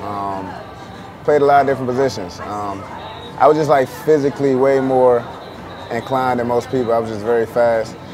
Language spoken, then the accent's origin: English; Clinton, Maryland, United States; moved away; also born or lived in Washington, D.C.; I'm from Washington, D.C., born in D.C., raised in Maryland. I used to live out Clinton, Maryland, out Prince George County